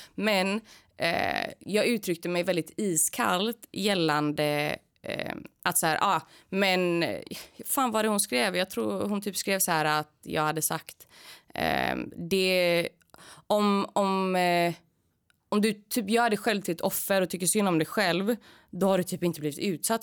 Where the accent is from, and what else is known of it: Gothenburg, Västra Götaland, Sweden; born or raised there